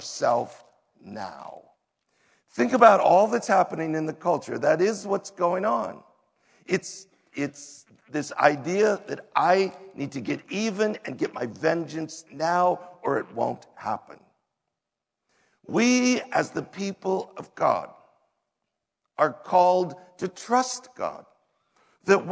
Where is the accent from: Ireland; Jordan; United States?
United States; we as an American culture